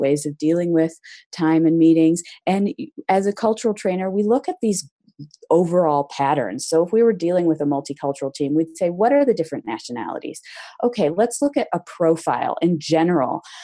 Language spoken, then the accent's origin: English; United States; moved away as an adult; also born or lived in China / Berlin / London; growing up in American schools